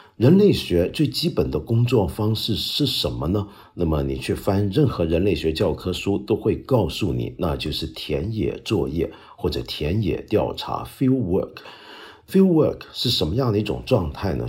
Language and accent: Chinese; Guangdong, China; 我们广东人说话